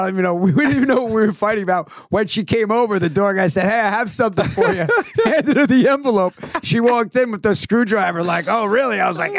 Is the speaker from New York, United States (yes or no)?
yes; Long Island, New York, United States; we're from Long Island.